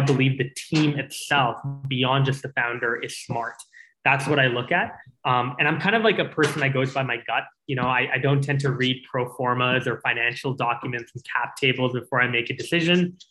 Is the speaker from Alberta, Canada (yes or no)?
yes; Calgary, Alberta, Canada; also born or lived in Singapore; when I moved to Calgary